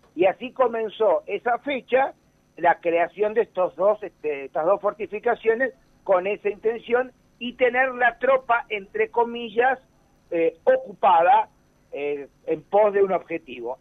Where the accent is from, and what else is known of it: Argentina